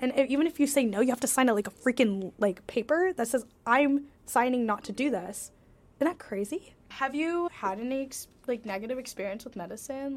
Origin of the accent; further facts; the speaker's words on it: Washington, United States; I'm from Washington State